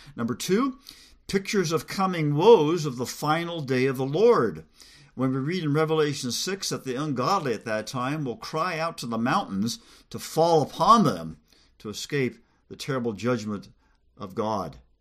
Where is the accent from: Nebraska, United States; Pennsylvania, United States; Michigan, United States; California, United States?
California, United States; Southern; now in Pacific Northwest, United States; I grew up in Southern California